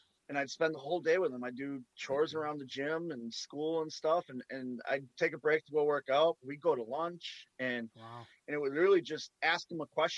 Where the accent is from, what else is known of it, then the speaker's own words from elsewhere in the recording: Wisconsin, United States; moved away; I'm from Wisconsin.